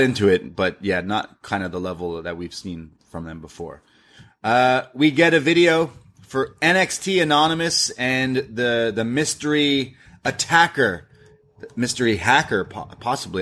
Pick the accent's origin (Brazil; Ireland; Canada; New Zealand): Canada; I'm Canadian